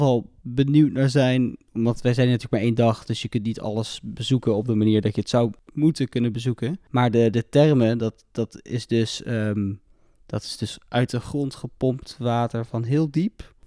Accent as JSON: {"language": "Dutch", "country": "Netherlands", "said": "we komen natuurlijk allemaal uit Nederland met z'n drieën"}